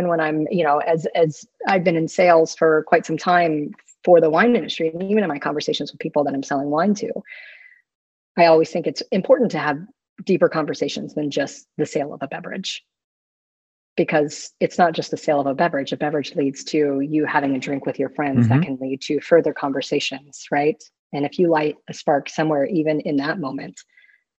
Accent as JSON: {"language": "English", "region": "Florida", "country": "United States", "tie": "born or raised there", "moved": "yes", "lives_now": "Austin, United States", "said": "I grew up with a grandfather who was deeply into the Baptist church growing up in Florida"}